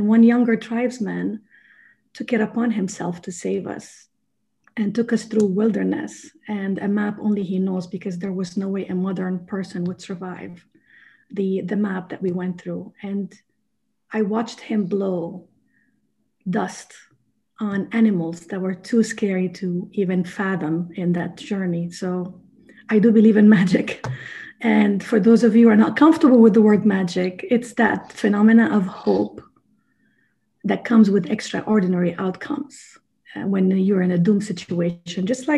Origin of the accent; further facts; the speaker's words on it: Sierra Leone; born there; I was born in Sierra Leone, West Africa. So, and I've seen the poverty.